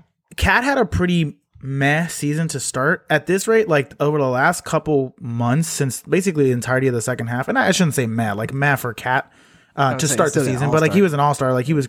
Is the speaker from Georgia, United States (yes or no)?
no; Chicago, Illinois, United States; I'm from Chicago